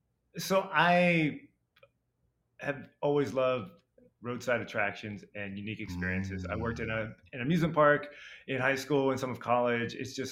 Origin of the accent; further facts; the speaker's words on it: Ohio, United States; I grew up in Northeast Ohio, near Kent State.